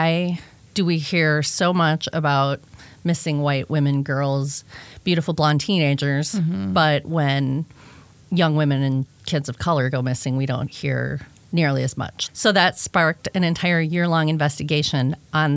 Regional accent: outside Chicago, Illinois, United States; Northwestern, was like 45 minutes from my house where I grew up outside Chicago

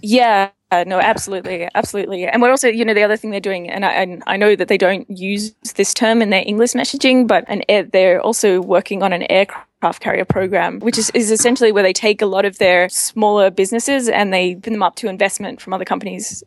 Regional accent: Australia; accent: Australian; moved away as an adult; also born or lived in Mongolia / Myanmar; I'm Australian. I'm not. You can probably tell that from my accent.

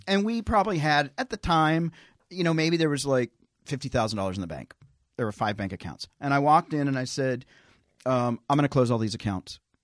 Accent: Tennessee, United States; moved away; I'm a hick from Tennessee

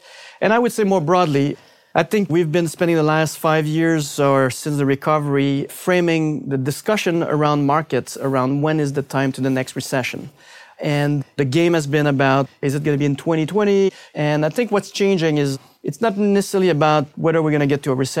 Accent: Canada; It has to be the Canadian loonie.

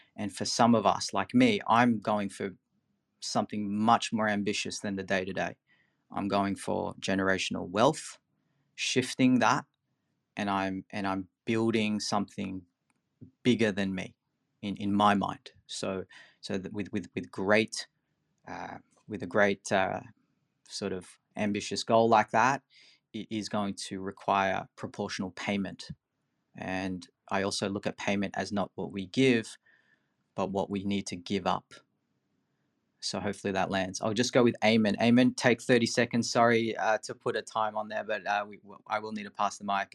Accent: Philippines; moved away; I'm from the Philippines originally

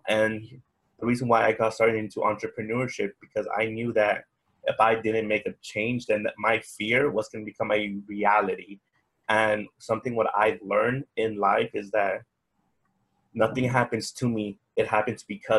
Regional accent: Bakersfield, California, United States; moved away; I was born in Bakersfield, California. So I'm actually far away from home

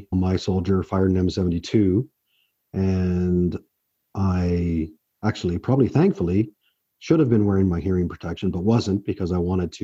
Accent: Oakville, Ontario, Canada; also born or lived in Brampton, Ontario; I was born in Brampton, raised in Oakville.

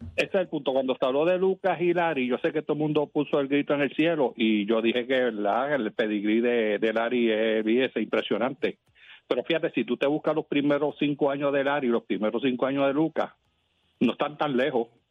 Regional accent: Caguas, Puerto Rico; now in Texas, United States; yo soy de Tesa, pero soy de Cagua

